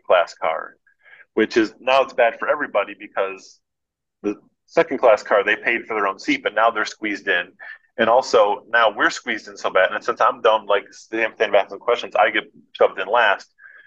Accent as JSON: {"language": "English", "country": "United States", "said": "I'm an American"}